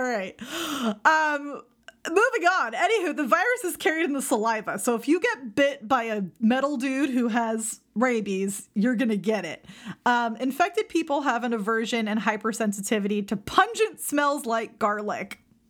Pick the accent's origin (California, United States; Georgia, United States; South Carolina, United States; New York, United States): California, United States; me growing up in California.